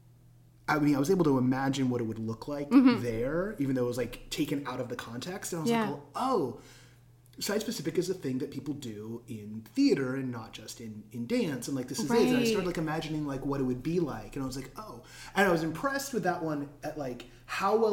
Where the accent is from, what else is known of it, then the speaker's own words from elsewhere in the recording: California, United States; I was born in California. That's my birthright.